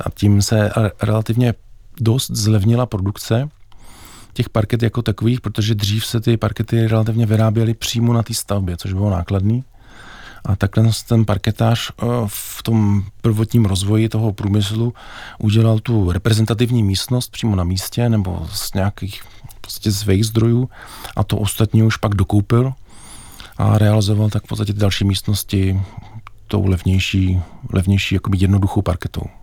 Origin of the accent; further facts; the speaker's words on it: Bohemia, Czechia; u nás v Čechách